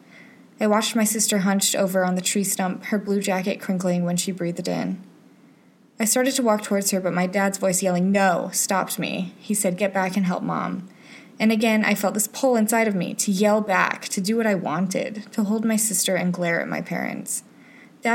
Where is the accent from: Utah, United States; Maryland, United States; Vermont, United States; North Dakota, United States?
Utah, United States; moved away; my childhood in Utah